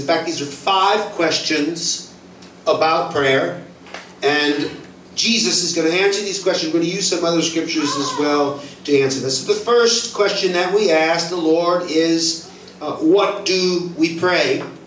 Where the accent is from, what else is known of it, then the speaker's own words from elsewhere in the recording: United States; I'm American